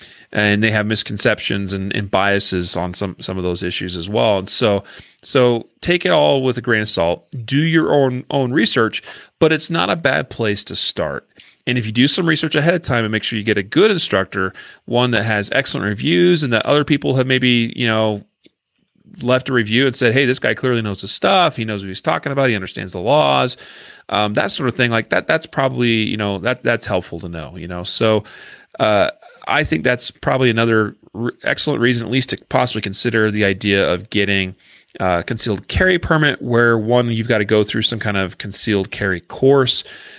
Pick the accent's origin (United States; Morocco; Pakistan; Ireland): United States; Idaho; I remember when Idaho passed their constitutional carry law, and since that's my home state, you know, where I grew up, I got a lot of family and friends there